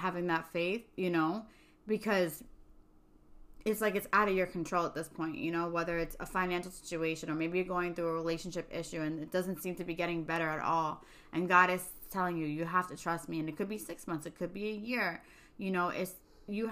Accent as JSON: {"language": "English", "town": "New York City", "region": "New York", "country": "United States", "moved": "yes", "said": "I'm from Staten Island"}